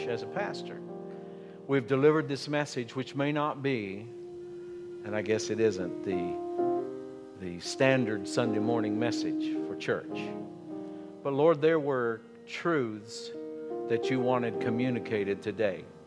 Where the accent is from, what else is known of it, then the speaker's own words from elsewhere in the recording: Appalachia, United States; I grew up in Appalachia. I grew up in the coal fields